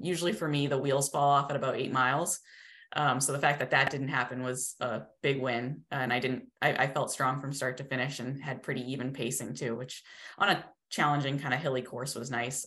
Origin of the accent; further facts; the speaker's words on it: New England, United States; also born or lived in Colorado; now in Massachusetts, United States; we're both originally from New England.